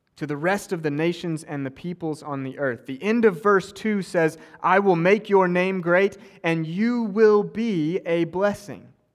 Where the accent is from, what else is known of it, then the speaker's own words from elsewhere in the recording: Oklahoma, United States; also born or lived in Cambridge; now in West Palm Beach, United States; I grew up in Oklahoma